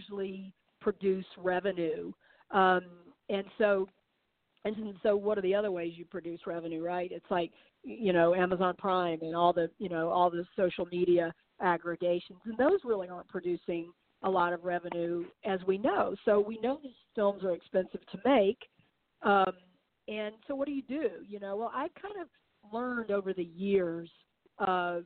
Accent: the South, United States; memoir of mine growing up in the South

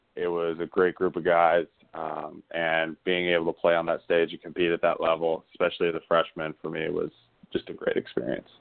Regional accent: Bay Area, California, United States; I'm from the Bay Area in California.

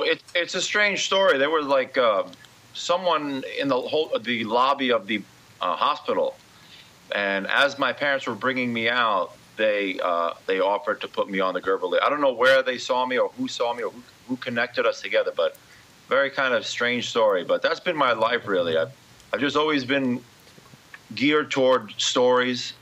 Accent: New York City, New York, United States; also born or lived in Brooklyn, New York / Ridgewood, Queens; I was born uh, in Brooklyn, but raised in Queens

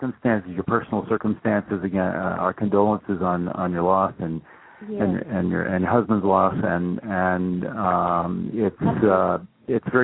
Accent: Indiana, United States; my childhood growing up in Indiana

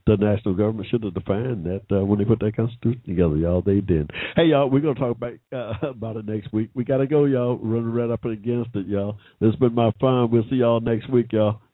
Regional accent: United States; an American of African descent

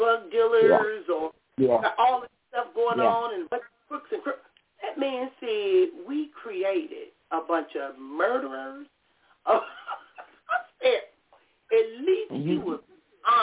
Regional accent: Compton, California, United States; growing up in Compton.

